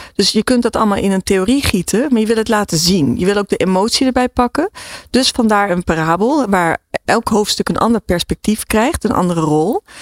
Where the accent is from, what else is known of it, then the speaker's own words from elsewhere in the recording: Philippines; ik ben in de Filipijnen geboren